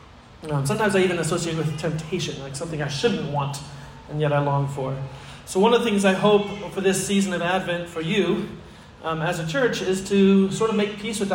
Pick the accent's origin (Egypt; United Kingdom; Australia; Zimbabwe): Egypt; now in United States; I remember I grew up in Egypt, and so about every 4 years we would come to the States on furlough.